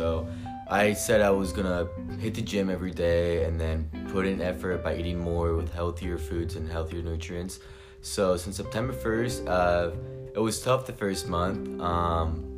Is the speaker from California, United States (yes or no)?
yes; Southern California, United States; moved away as an adult; now in San Francisco, United States; I'm from SoCal.